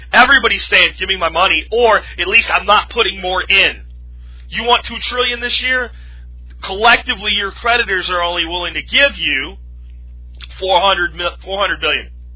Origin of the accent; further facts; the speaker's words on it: United States; I'm an American, damn it, and this is my home